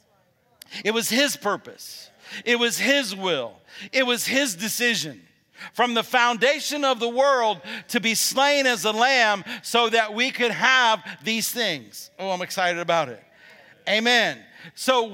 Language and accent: English; Alabama, United States; I'm from Alabama